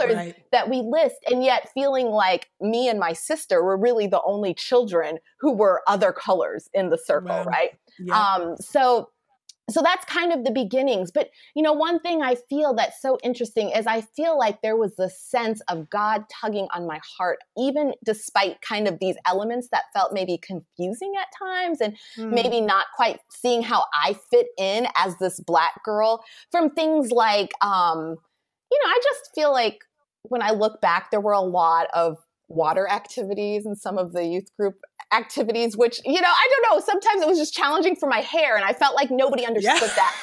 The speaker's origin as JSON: {"language": "English", "town": "Anchorage", "region": "Alaska", "country": "United States", "tie": "born or raised there", "also_born_or_lived": "Cape Town, South Africa", "moved": "as an adult", "said": "where I grew up in Anchorage, it is a predominantly white community"}